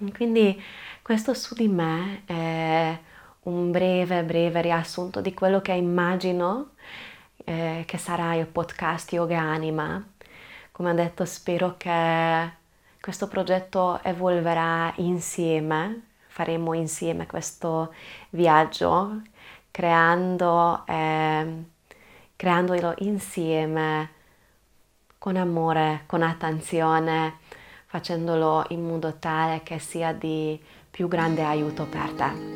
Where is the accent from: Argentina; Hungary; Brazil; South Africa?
Hungary; Budapest; Italian is a second language; now in Trieste, Italy; sono ungherese, sono nata e cresciuta a Budapest, ma ormai da tanti anni vivo in Italia, vivo proprio a Trieste